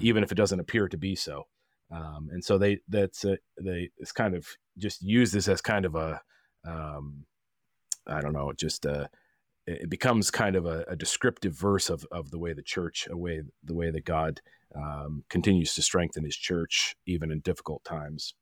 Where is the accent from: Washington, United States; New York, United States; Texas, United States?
Washington, United States; Olympia; now in East Wenatchee, United States; I'm from Washington originally, from Olympia, on the other side of the mountains